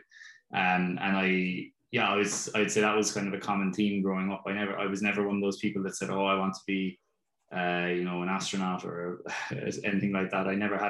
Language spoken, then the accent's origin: English; Carrigaline, Munster, Ireland; also born or lived in Cork / Clonakilty; I was born in Cork, but grew up for the first couple of years in Clonakilty, which would be in West Cork. My parents had a dental surgery down there, so we moved to Carrigaline then when I was probably about 4 or 5 years old.